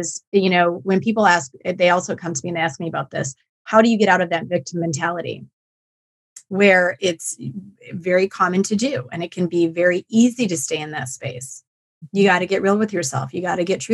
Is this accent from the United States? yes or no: yes; Black Earth, Wisconsin, United States; my hometown of Black Earth